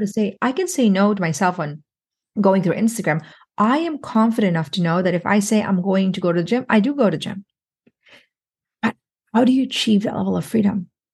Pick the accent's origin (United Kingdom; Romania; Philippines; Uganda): Philippines; I'm Filipino